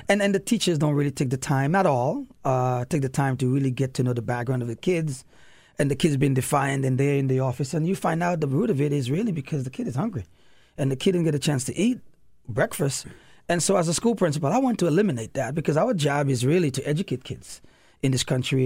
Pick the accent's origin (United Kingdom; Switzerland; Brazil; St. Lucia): St. Lucia; moved away; also born or lived in New York City / DC metro area; my grandparents kinda raised me in the Caribbean